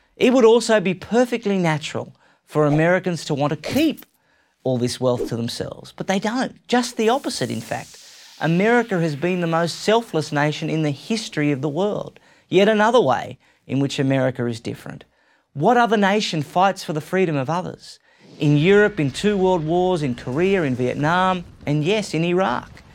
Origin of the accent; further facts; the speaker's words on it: Australia; I'm an Australian. You might have already guessed that. And I love my home country